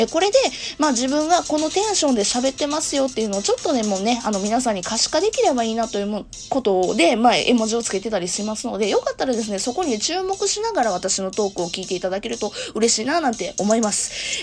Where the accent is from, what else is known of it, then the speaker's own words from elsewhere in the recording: Kansai, Japan; accent: Kansai dialect; moved away as an adult; now in Kanto, Japan; 生まれも育ちも実は関西ですね。実はっていうか、もう関西弁で丸分かりなんですけども